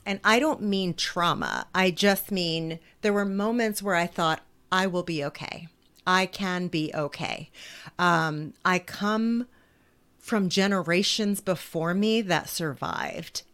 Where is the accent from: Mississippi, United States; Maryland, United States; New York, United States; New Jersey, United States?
New Jersey, United States; I grew up in poverty in New Jersey